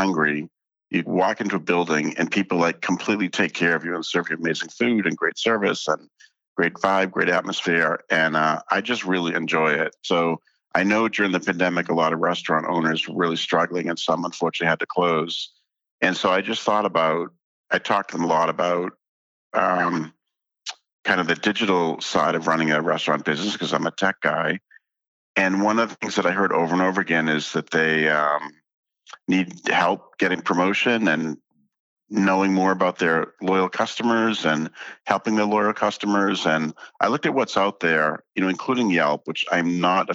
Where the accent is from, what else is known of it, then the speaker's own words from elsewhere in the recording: Boston, Massachusetts, United States; I grew up in Boston.